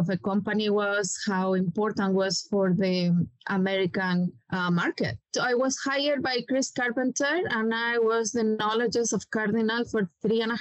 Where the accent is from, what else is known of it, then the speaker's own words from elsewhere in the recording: Chile; English is a second language; moved away as an adult; now in United States; I am originally from Chile. I study in the Catholic University